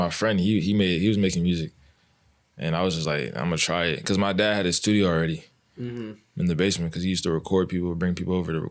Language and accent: English; Atlanta, Georgia, United States; born or raised there